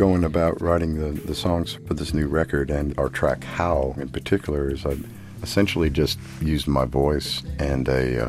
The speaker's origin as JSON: {"language": "English", "town": "Nashville", "region": "Tennessee", "country": "United States", "tie": "born or raised there", "said": "I grew up in Nashville in the 60s. My folks were from Brooklyn, and they just moved down to Nashville, and it was like they'd moved to the moon. and I was a young man with hair down to my butt."}